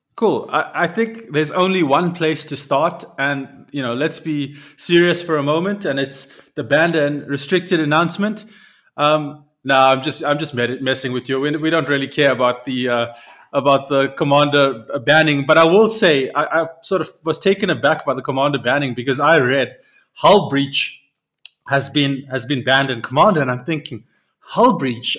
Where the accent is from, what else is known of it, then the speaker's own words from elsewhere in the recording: South Africa; as a South African